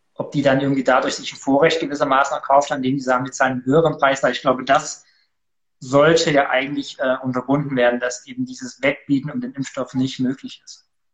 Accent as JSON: {"language": "German", "area": "Ore Mountains", "region": "Saxony", "country": "Germany", "also_born_or_lived": "Halle / Switzerland", "moved": "yes", "said": "komme nicht aus Cuxhaven, sondern aus dem gesegneten Erzgebirge"}